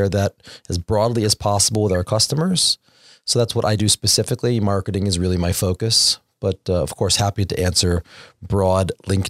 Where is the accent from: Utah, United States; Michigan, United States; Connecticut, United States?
Connecticut, United States; Windsor; As I mentioned earlier, I'm a local. I'm from Windsor, Connecticut. We're in Hartford, Connecticut, so it's good to come home.